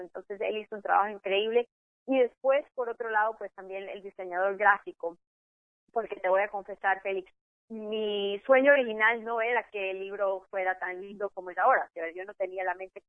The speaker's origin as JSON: {"language": "Spanish", "country": "Ecuador", "moved": "yes", "lives_now": "Miami, United States", "said": "pensaban que yo era mexicana, soy de Ecuador"}